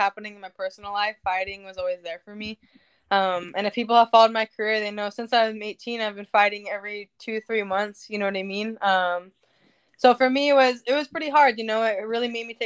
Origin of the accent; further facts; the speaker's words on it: Anaheim, California, United States; this is my hometown.